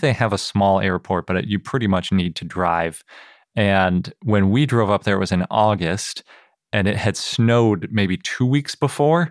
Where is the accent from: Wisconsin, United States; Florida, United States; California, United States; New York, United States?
Wisconsin, United States; Milwaukee; moved away; growing up in Milwaukee